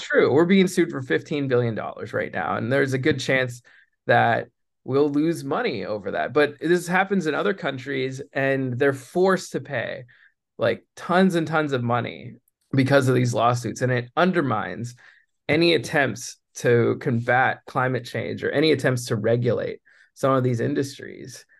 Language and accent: English; San Francisco, California, United States; I was born in San Francisco